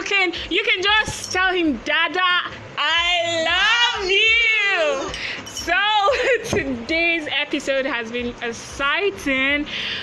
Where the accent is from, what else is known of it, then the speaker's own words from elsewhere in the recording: Nigeria; Yes, we are all Nigerians.